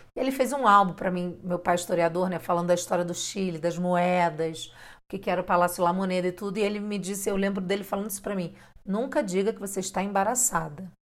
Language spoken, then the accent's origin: Portuguese; Rio de Janeiro, Brazil; now in Mexico; eu sou carioca